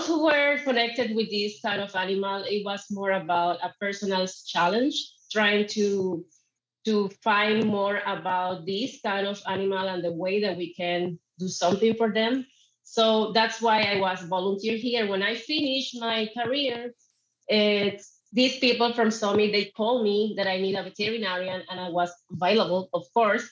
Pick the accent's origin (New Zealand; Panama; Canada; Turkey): Panama; I am from Panama